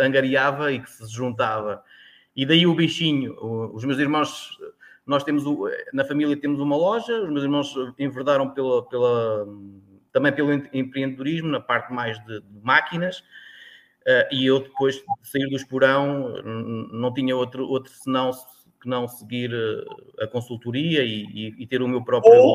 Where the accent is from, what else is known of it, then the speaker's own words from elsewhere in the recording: Tomar, Centro, Portugal; also born or lived in Sertã, Beira; now in Alentejo, Portugal; digo que sou de Tomar